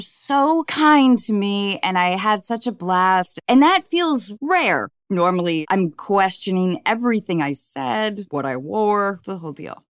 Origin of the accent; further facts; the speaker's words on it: north of Seattle, Washington, United States; I grew up in Washington State, north of Seattle